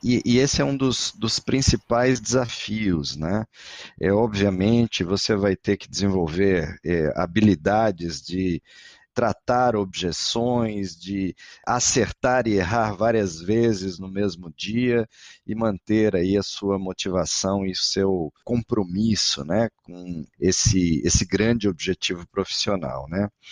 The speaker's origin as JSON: {"language": "Portuguese", "town": "Florianópolis", "region": "Santa Catarina", "country": "Brazil", "said": "eu não sou mineiro, eu sou catarinense de Florianópolis"}